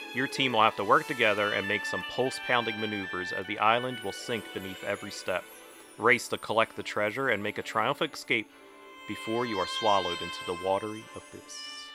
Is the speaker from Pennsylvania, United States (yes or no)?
yes; Glen Mills, Pennsylvania, United States; I'm from Glen Mills.